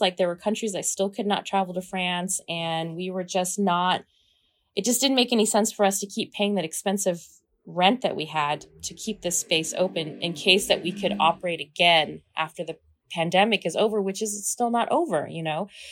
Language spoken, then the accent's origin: English; Kansas, United States; I'm from Kansas, I grew up watching The Wizard of Oz